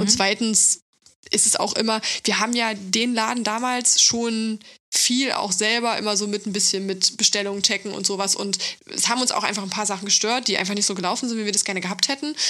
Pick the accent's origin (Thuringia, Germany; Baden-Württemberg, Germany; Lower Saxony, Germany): Thuringia, Germany; now in Berlin, Germany; kommen wir beide aus Thüringen